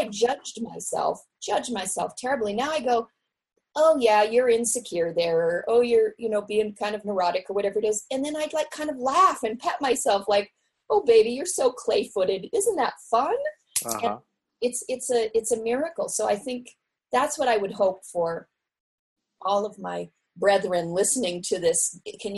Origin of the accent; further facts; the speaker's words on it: Seattle, Washington, United States; moved away; I grew up in Seattle in a family of professional artists